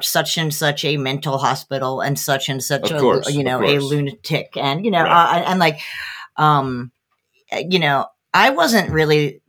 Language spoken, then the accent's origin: English; New Brunswick, New Jersey, United States; I was born in New Brunswick, and I lived there until I was like 10, and then we moved to North Brunswick